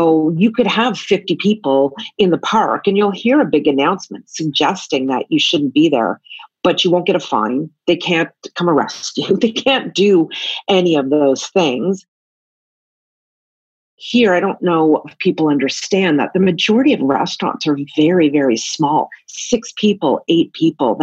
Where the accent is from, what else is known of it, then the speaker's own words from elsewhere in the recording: Canada; moved away as an adult; now in Tokyo, Japan; I'm originally from Canada, and I've been an expat and all over the world for 27 years, now living in Tokyo